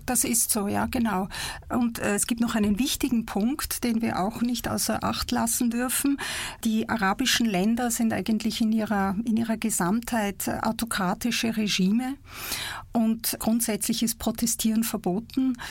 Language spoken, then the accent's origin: German; Egypt; born or raised there; now in Basel, Switzerland